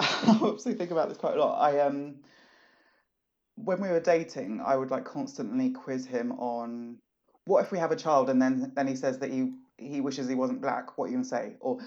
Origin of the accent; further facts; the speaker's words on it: Southeast, Nigeria; So I'm not just black, I'm from Nigeria. I'm not just Nigerian, I'm Igbo.